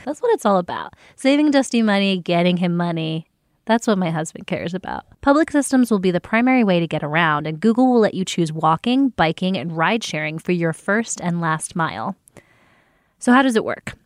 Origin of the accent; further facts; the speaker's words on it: New Jersey, United States; I grew up with in the South Jersey, not far from Philadelphia area